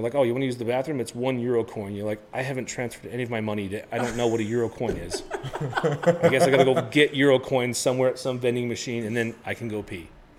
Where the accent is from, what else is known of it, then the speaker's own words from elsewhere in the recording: United States; you can tell I'm American